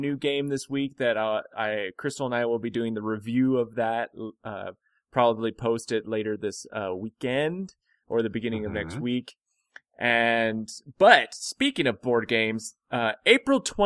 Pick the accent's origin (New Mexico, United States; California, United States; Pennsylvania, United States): New Mexico, United States; Hobbs; we're from Hobbs, New Mexico.